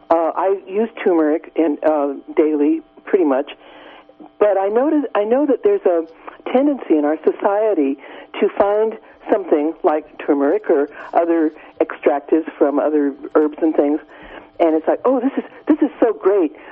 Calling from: Garberville, California, United States; I'm uh, grateful for your show. Um, I, I'm from Garberville

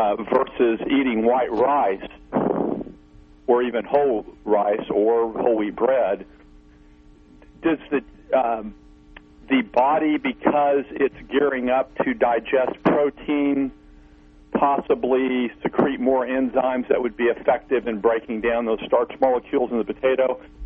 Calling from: Missouri, United States

